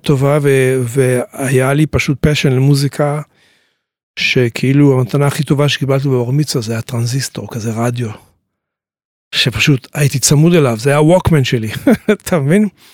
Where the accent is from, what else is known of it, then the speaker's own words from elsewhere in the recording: Tiberias, Northern District, Israel; also born or lived in New York, United States; אני נולדתי בטבריה.